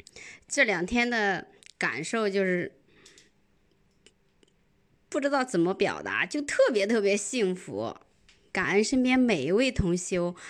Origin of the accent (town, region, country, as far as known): Zhoukou, Henan, China